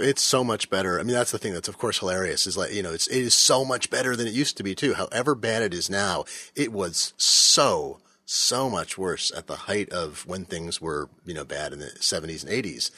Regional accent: Fremont, California, United States; I grew up in Fremont, California. I lived there when I was a small child.

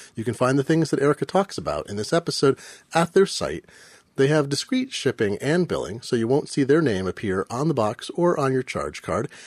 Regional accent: Eugene, Oregon, United States; now in Seattle, United States; I grew up in Eugene

